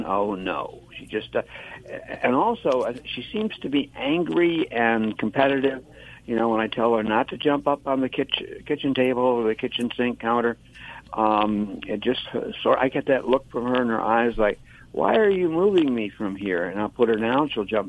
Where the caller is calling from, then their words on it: Reading, Pennsylvania, United States; Reading, Pennsylvania, that sometimes gets mispronounced as Reading, but it's Reading.